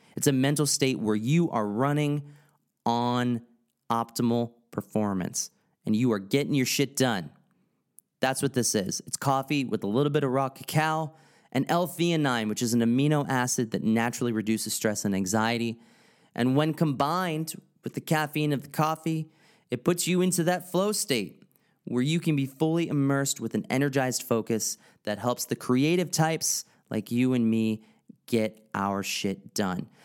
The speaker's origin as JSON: {"language": "English", "region": "East Coast", "country": "United States", "tie": "born or raised there", "said": "growing up on the East Coast"}